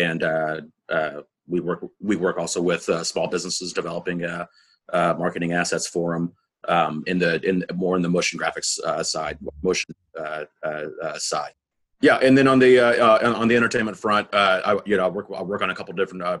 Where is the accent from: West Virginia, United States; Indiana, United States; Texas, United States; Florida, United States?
Indiana, United States; Indianapolis; also born or lived in Orlando; I was born and raised here in Indianapolis.